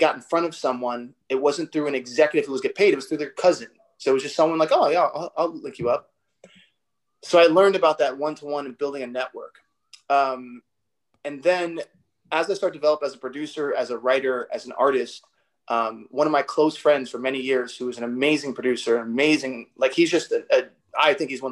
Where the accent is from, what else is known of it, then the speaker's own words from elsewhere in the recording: New York, United States; growing up in New York